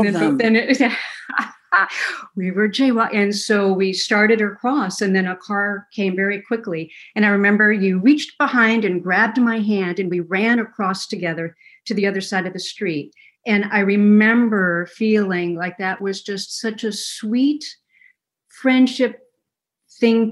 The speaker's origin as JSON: {"language": "English", "town": "Kalamazoo", "region": "Michigan", "country": "United States", "tie": "born or raised there", "said": "I was born in Kalamazoo, Michigan"}